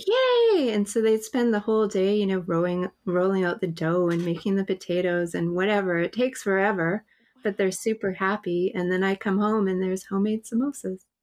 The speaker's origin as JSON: {"language": "English", "town": "Winnipeg", "region": "Manitoba", "country": "Canada", "tie": "born or raised there", "moved": "as an adult", "said": "I'm from Winnipeg"}